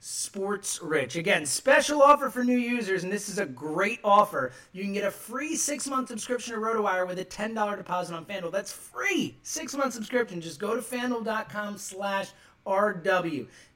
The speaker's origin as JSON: {"language": "English", "town": "Philadelphia", "region": "Pennsylvania", "country": "United States", "tie": "born or raised there", "said": "All right, let's move to my hometown as the Phillies."}